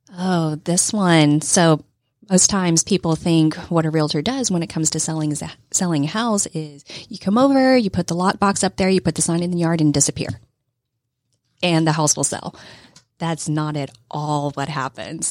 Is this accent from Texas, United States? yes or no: yes; Texas, United States; I grew up poor kid in Texas